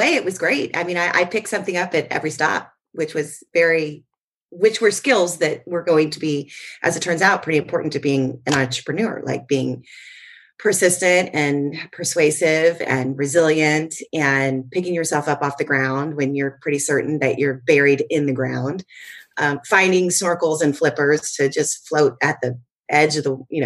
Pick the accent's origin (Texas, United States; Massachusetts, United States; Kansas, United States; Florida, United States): Florida, United States; moved away as an adult; now in California, United States; Florida, which is where my hometown is